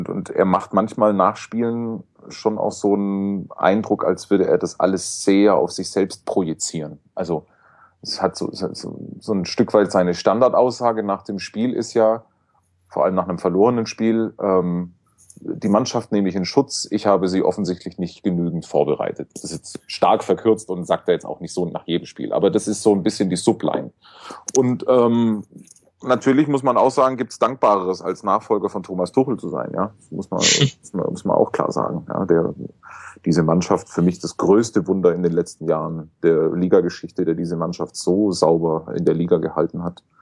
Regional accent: Stuttgart, Baden-Württemberg, Germany; kann ich als Stuttgart als Stuttgarter, ich komme ja daher

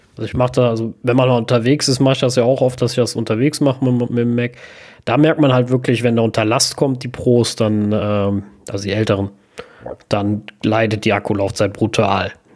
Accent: Germany; bei uns in Deutschland

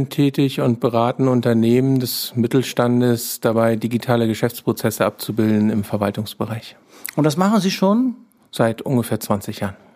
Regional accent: Kayhude, Schleswig-Holstein, Germany; Ich komme aus Kaihude, bin dort äh, aufgewachsen letztendlich

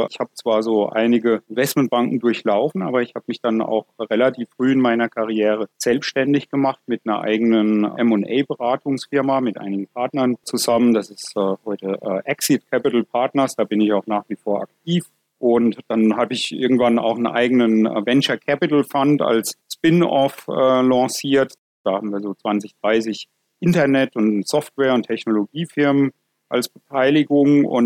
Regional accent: Bavaria, Germany; Und da kam dann ein Anruf aus meinem Heimatdorf in Unterfranken, dass da eine alte Textilfabrik in Schieflage geraten ist

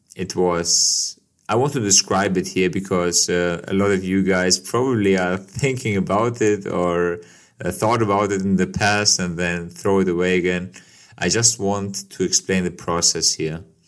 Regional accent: Kosovo; now in Germany; my life as a guy who moved to Germany from Kosovo

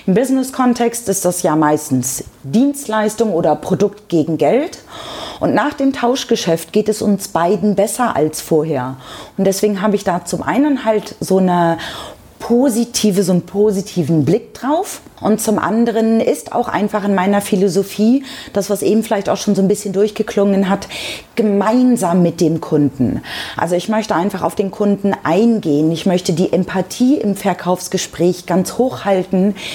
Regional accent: Lower Saxony, Germany; Ich komme auch ursprünglich aus Niedersachsen. Man sagt einem ja nach, dass man dort das reinste Hochdeutsch spricht.

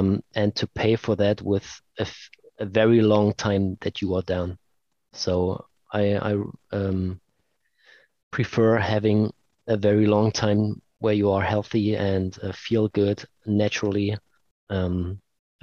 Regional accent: Leipzig, Saxony, Germany; here in Leipzig, in my hometown

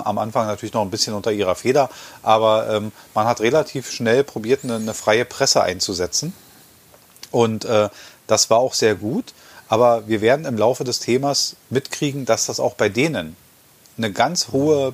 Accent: Germany; wir als Deutsche

